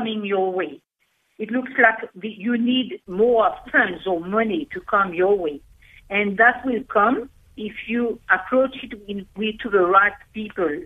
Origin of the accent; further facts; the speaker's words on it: Mauritius; I was born in Mauritius. I speak French.